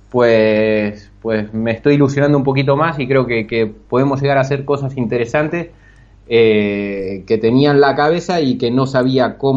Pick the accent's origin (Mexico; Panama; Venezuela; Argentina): Argentina; Bahía Blanca, Buenos Aires Province; moved away as an adult; soy de Argentina, de una ciudad un tanto pequeña al sur, Bahía Blanca. Y bueno, me he venido para aquí a los 24 años